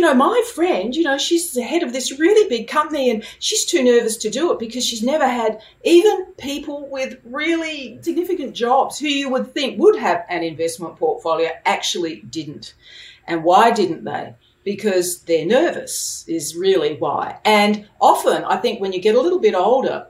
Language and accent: English; Adelaide, South Australia, Australia; now in Sydney, Australia; I was born in Adelaide, and I was adopted there at the age of 3 months.